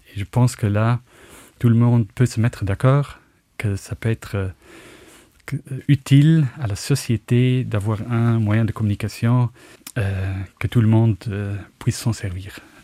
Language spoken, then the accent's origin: French; Luxembourg; born or raised there; accent: Luxembourgish; first language Luxembourgish; French is a second language; moved away as an adult; also born or lived in Munich, Germany